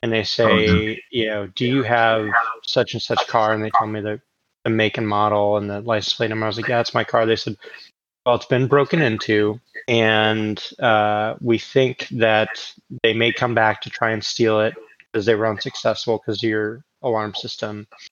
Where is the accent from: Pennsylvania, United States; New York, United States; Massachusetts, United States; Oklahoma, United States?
Oklahoma, United States; growing up in Oklahoma.